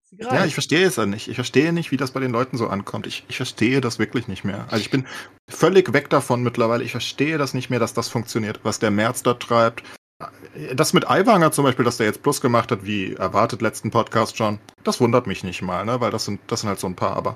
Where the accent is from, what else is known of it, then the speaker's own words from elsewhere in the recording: Frankfurt, Hesse, Germany; born there; ich bin ja Frankfurter, gebürtiger, ne?